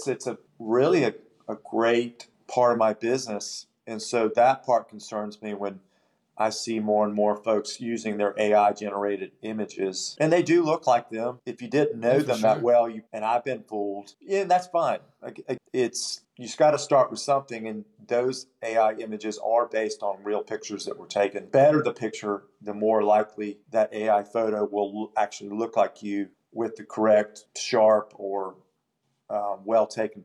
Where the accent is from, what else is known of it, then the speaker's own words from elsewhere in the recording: Spartanburg, South Carolina, United States; I'm from Spartanburg, and so I've known a lot of folks in town. I've grown up with a lot of people